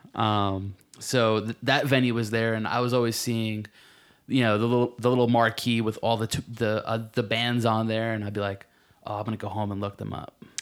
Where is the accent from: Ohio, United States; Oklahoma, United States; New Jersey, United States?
New Jersey, United States; Marlboro; I'm from, uh, central Jersey, a little town called Marlborough.